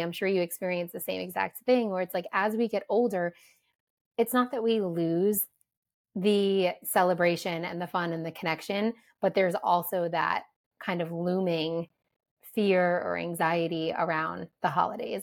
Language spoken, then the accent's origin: English; New Jersey, United States; growing up in New Jersey